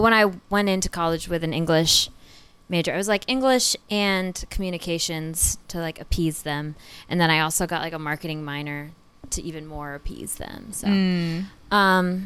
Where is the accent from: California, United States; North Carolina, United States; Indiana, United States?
Indiana, United States; Columbus; born or raised there; also born or lived in South Carolina; now in New York, United States